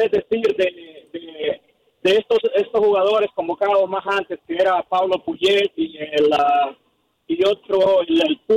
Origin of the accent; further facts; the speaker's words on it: El Salvador; now in Dallas, United States; soy salvadoreño